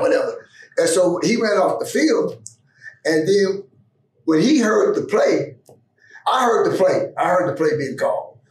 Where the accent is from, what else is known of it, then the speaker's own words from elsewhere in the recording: Pittsburgh, Pennsylvania, United States; I grew up in the Pittsburgh area